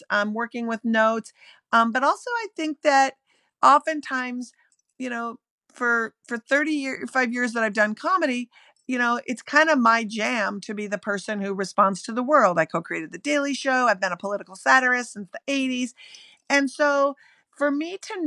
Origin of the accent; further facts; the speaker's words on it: Minneapolis, Minnesota, United States; now in Brooklyn, United States; I live in Brooklyn. I'm from Minneapolis